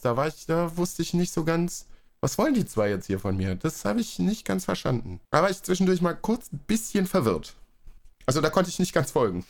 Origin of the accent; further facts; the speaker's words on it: North Rhine-Westphalia, Germany; now in Berlin, Germany; Nordrhein-Westfalen, also zumindest so in meiner Ecke, da wo ich äh, aufgewachsen bin und gewohnt habe